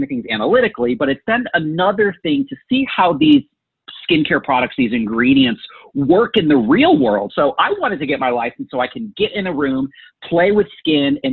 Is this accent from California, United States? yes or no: yes; Bay Area, Northern California, United States; also born or lived in Silicon Valley / San Francisco; now in Arizona, United States; Growing up in the Bay Area